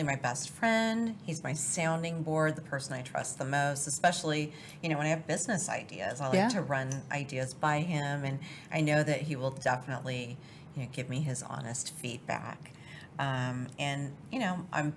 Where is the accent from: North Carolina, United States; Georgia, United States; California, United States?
California, United States; San Francisco Bay Area; I grew up in California, kind of right outside the wine country in the San Francisco Bay Area